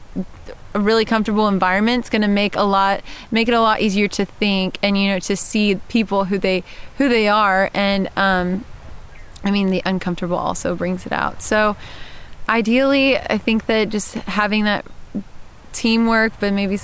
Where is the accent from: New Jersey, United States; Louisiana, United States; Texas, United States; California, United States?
Texas, United States; moved away as an adult; now in Georgia, United States; I'm from Texas, but I live in Georgia now